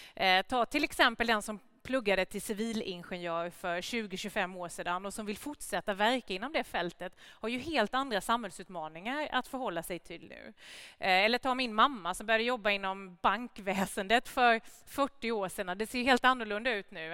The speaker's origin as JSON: {"language": "Swedish", "town": "Gnosjö", "region": "Jönköping County", "country": "Sweden", "also_born_or_lived": "Värnamo", "said": "hela det industriklustret som jag kommer ifrån hemma i Gnosjö och Värnamo"}